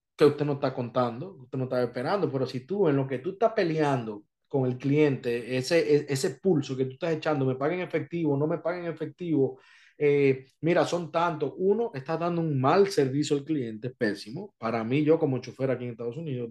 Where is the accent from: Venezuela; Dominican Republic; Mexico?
Dominican Republic; now in Florida, United States